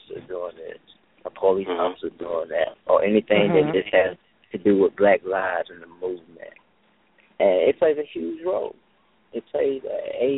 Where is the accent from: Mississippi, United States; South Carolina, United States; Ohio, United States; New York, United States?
Mississippi, United States; Enterprise; now in Hampton, United States; my hometown and Enterprise Stonewall, Mississippi